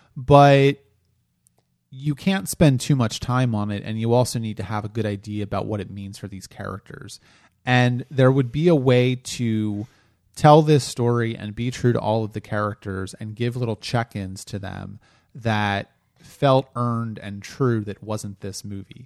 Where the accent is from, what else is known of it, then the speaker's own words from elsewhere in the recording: Delaware, United States; I'm from Delaware